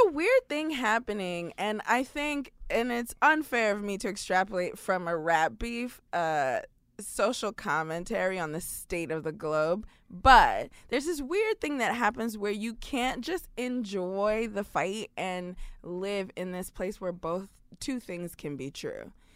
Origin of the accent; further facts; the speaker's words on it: New York City, New York, United States; I'm a Brooklyn girl. I grew up in New York City.